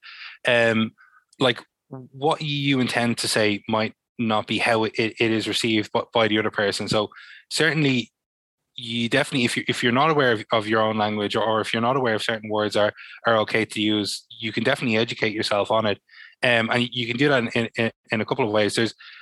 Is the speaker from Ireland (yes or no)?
yes; Dublin, Leinster, Ireland; I grew up in Talla to a Senegalese father and an Irish mother